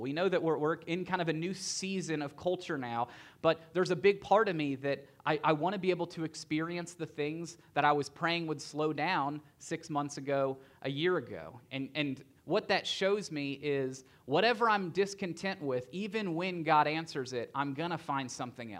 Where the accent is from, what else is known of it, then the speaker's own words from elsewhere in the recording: Tennessee, United States; I grew up in Tennessee